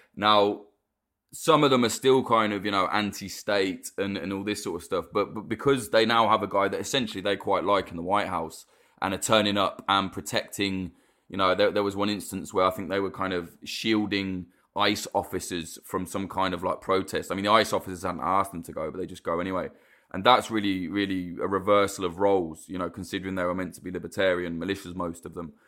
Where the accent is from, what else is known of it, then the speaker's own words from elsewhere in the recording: United Kingdom; I, as a Brit